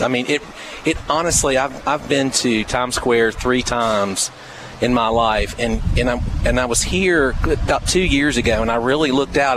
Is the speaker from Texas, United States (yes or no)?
no; Hampton Roads area, Virginia, United States; also born or lived in North Mississippi / Tupelo, Mississippi; now in Columbia, United States; I'm not a native Mississippian. Uh, I'm from Virginia. I was born and raised in the Hampton Roads area